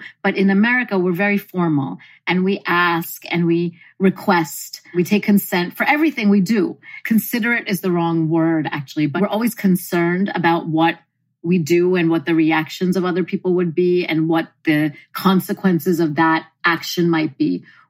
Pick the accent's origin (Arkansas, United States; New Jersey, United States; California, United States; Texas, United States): New Jersey, United States; moved away as an adult; now in Mumbai, India; growing up in New Jersey at the time that I did, it was a bit difficult because there really weren't too many Indians around.